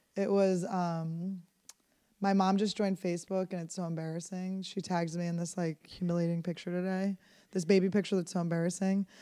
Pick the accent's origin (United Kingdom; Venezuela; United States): United States; Philadelphia, Pennsylvania; I grew up in Philadelphia